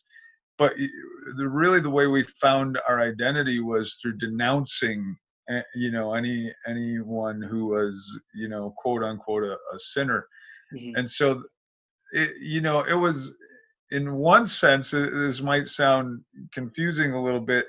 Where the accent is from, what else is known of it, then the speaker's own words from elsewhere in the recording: the state where Milwaukee is, Wisconsin, United States; we moved to Milwaukee, which is a big city in the state where we grew up